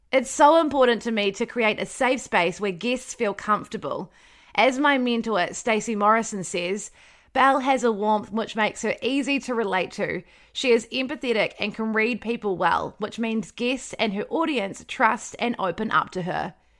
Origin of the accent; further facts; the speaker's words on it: Wellington, New Zealand; moved away as an adult; also born or lived in Palmerston North; I'm from Wellington, so it was quite close to home